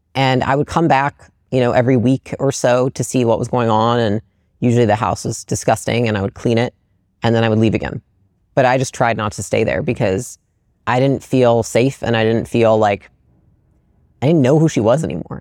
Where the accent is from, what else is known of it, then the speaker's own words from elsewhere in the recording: Portage, Michigan, United States; moved away; I grew up in Portage, Michigan, um, which is like a small Midwestern